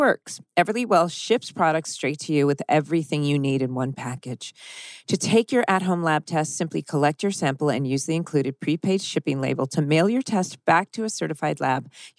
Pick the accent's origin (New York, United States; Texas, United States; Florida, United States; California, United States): California, United States; Orange County; growing up in Orange County.